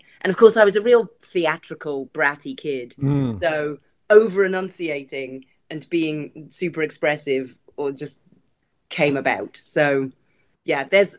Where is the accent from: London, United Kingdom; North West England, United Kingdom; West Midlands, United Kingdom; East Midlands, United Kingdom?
London, United Kingdom; also born or lived in Adelaide, Australia; When I go back to my hometown, which is actually London, people say to me, where are you from? Are you South African?